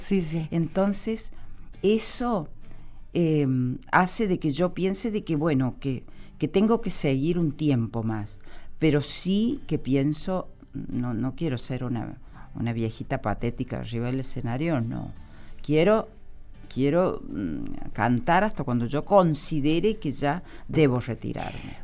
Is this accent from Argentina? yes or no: yes; Villa Tulumba, Córdoba, Argentina; now in Buenos Aires, Argentina; Volví donde nací, en Tulumba, la de Departamento Tulumba